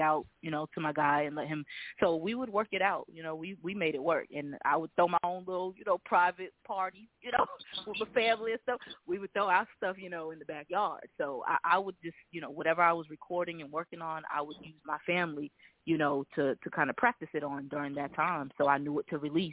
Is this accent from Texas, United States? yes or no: no; Boston, Massachusetts, United States; moved away; I'm originally from Boston